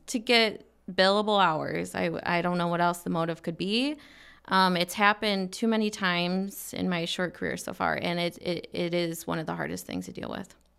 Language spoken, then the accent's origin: English; Michigan, United States; now in Arizona, United States; I'm from Michigan